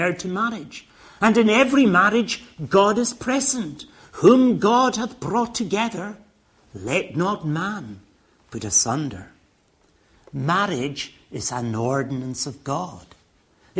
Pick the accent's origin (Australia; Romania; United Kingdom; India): United Kingdom; Stornoway, Scotland; now in England, United Kingdom; When I grew up in Stornoway in the Western Isles, marriage was for life